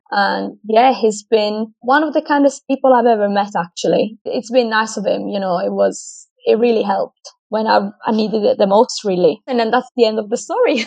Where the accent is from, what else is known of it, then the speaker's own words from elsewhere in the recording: Italy; moved away as an adult; also born or lived in Australia; now in United Kingdom; I'm from Italy originally, but I moved out from my hometown at the age of 19